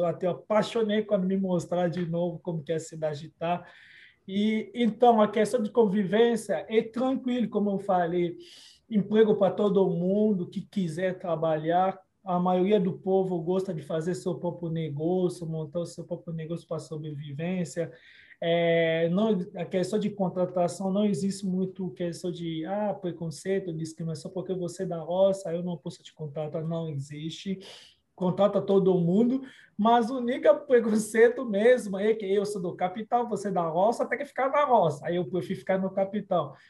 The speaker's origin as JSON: {"language": "Portuguese", "region": "Kinshasa", "country": "DR Congo", "tie": "born or raised there", "second_language": "Portuguese", "moved": "yes", "lives_now": "Brazil", "said": "República Democrática do Congo é aonde eu nasci"}